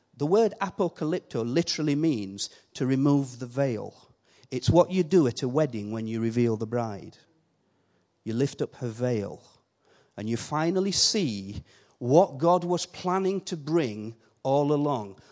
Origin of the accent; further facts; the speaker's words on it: Yorkshire and the Humber, United Kingdom; accent: Yorkshire; I keep my Yorkshire accent